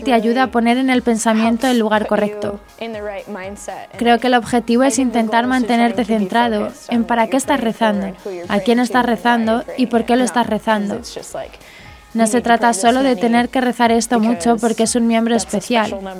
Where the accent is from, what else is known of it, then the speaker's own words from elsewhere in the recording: Arizona, United States; soy de Arizona